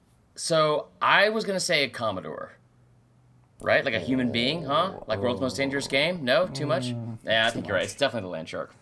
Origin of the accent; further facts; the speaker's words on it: Atlanta, Georgia, United States; now y'all know I'm from Atlanta.